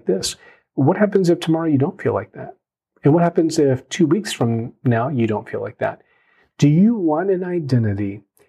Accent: United States; I'm Korean American, I'm a pastor, I'm a dad, I'm a brother.

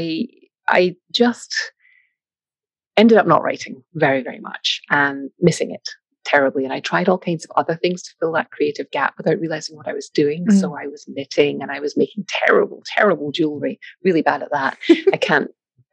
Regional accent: Scotland, United Kingdom; moved away; As you may or may not be able to hear from the accent, I'm from Scotland, grew up there

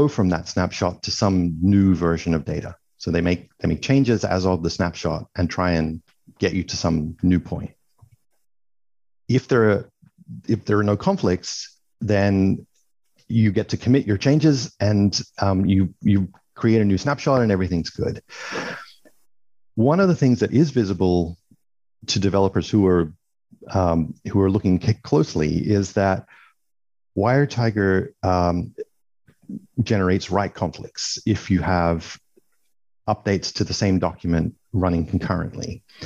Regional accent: Australia; also born or lived in Sydney; I'm Australian. I'm based in Sydney

